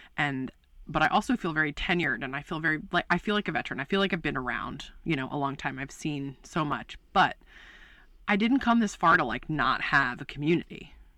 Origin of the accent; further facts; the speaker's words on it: Baltimore, Maryland, United States; moved away as an adult; also born or lived in West Coast; I'm from Baltimore, Maryland